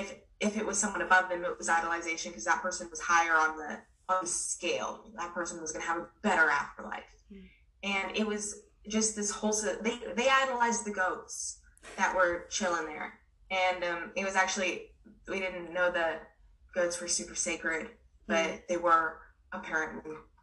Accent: Myanmar; I grew up in Burma, and it's a Buddhist country.

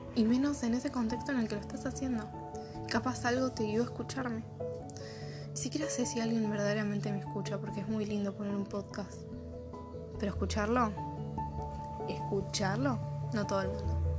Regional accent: Argentina; Son las 5 acá en mi país de origen. Si conoces un poco de lo que es el dialecto latinoamericano, sabrás que estoy viviendo Argentina

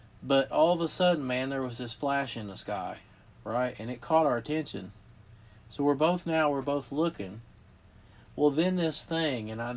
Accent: West Virginia, United States; I grew up in West Virginia

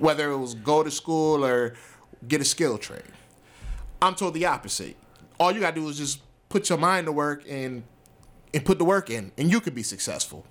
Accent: Rochester, New York, United States; I grew up in Rochester

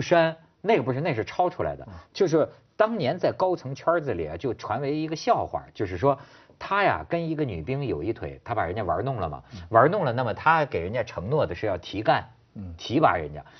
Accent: China; 咱们大陆人一听以为是什么雷锋一样的生活

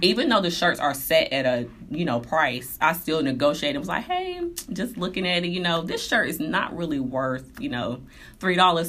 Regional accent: Durham, North Carolina, United States; I was born in Durham, North Carolina

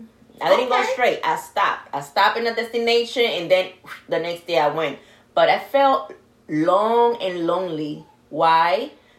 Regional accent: New York, United States; now in Florida, United States

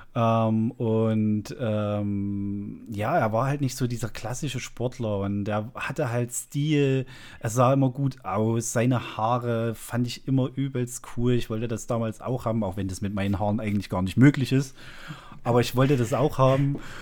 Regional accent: lives in Zwickau, Saxony, East Germany, Germany; ich bin ja ein Ossi und bin äh, erst nach der Wende in den Kontakt gekommen mit äh, westlichen Dingen

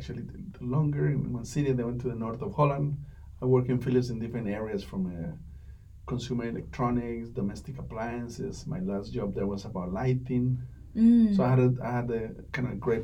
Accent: Colombia; moved away as an adult; also born or lived in Bogota, Colombia / Miami, United States / Minneapolis, United States; I'm originally from Colombia, from South America, and I studied industrial design in a university

